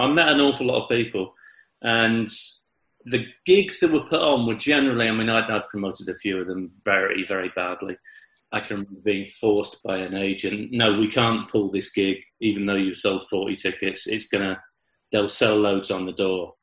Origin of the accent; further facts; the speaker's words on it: Chippenham, South West England, United Kingdom; I'm from Chippenham.